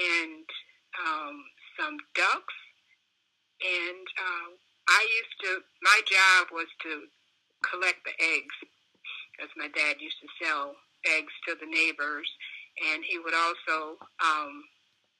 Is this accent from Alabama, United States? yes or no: yes; Montgomery, Alabama, United States; any other black child growing up in the South